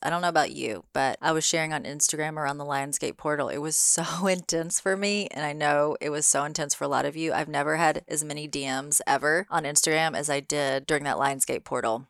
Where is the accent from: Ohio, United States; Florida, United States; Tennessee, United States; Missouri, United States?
Tennessee, United States; Memphis; moved away; I'm in Memphis, Tennessee, my home state, at my mom's house